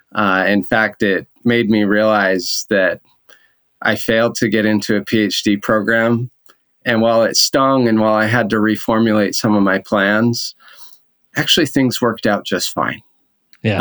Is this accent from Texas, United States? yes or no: no; Orem, Utah, United States; moved away as an adult; also born or lived in Boston; I grew up in Orem